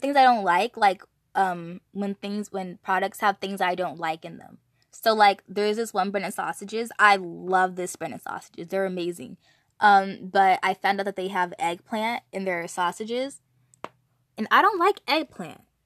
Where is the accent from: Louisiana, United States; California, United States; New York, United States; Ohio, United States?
California, United States; I'm from California